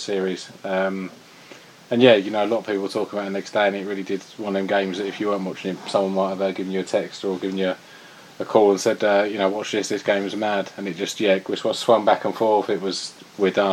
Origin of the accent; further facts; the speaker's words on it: England, United Kingdom; as an Englishman